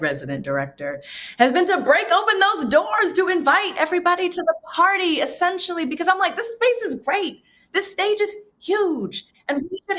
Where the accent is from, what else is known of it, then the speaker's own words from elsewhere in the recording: New York City, New York, United States; also born or lived in Miami / North Carolina; I grew up in New York City in Queens. But I moved around a lot as a kid and I lived in New York and I lived in Miami and North Carolina for a short stint.